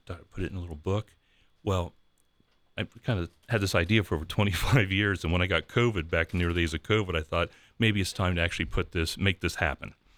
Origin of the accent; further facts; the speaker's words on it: Columbus, United States; being at Saint Patrick's Church in Columbus with all my, with my dad and my uncles on Saint Patrick's Day